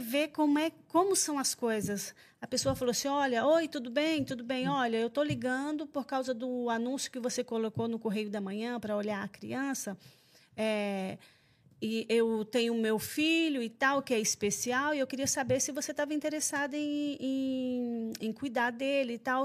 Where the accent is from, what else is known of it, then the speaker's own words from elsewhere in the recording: Anápolis, Goiás, Brazil; moved away as an adult; also born or lived in France; now in Portugal; eu sou goiana, de Anápolis